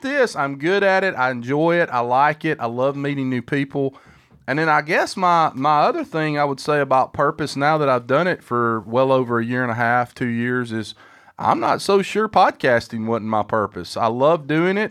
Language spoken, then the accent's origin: English; Huntsville, Alabama, United States; my hometown